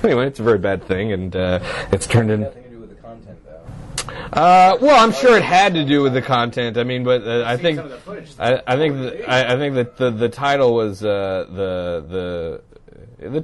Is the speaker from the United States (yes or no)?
no; Canada; as a Canadian